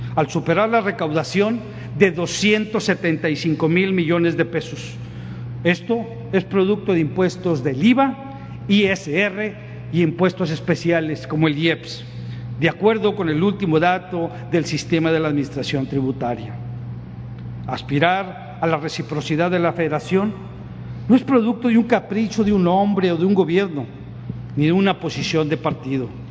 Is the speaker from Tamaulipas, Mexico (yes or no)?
yes; Tamaulipas, Mexico; como somos los tamaulipecos